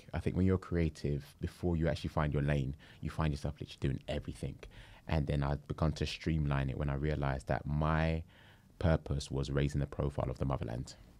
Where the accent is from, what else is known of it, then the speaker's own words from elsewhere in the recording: London, United Kingdom; also born or lived in Camberwell, London; Born and raised in Peckham, moved to Camberwell when I was probably about, uh, maybe five or six